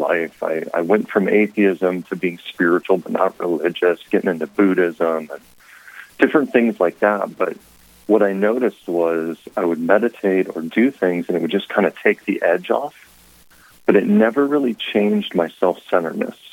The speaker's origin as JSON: {"language": "English", "town": "Lincoln", "region": "Nebraska", "country": "United States", "tie": "born or raised there", "said": "I was born and raised in Lincoln, Nebraska"}